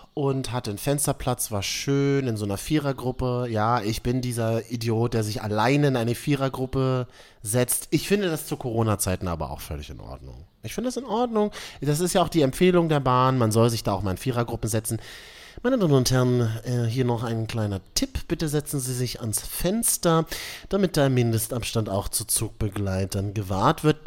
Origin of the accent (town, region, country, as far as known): Berlin, Germany; born or raised there